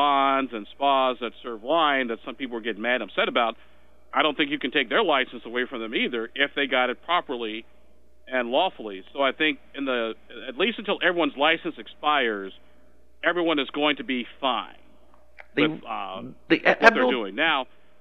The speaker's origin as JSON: {"language": "English", "region": "Illinois", "country": "United States", "tie": "born or raised there", "also_born_or_lived": "Springfield, Illinois", "moved": "yes", "said": "back home in my home state of Illinois"}